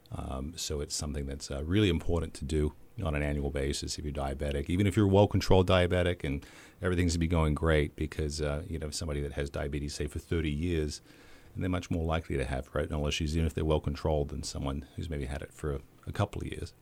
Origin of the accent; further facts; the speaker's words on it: Australia; moved away as an adult; also born or lived in Chicago; now in Clinton, United States; my hometown in Australia where I grew up